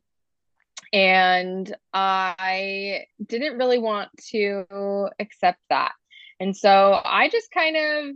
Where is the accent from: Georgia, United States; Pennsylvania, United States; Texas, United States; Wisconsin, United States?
Georgia, United States; moved away as an adult; now in Utah, United States; I grew up in Georgia, lived there my whole life